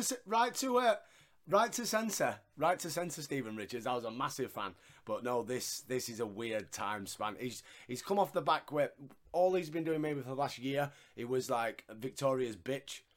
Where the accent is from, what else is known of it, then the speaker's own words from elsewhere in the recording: Yorkshire and the Humber, United Kingdom; I'm a Yorkshireman and we don't really pronounce the letter H